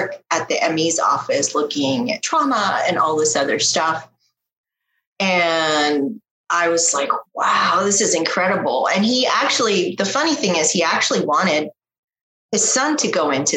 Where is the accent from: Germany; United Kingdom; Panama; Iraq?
Panama; I'm from Panama, my mom's Chilean and my dad is from the UK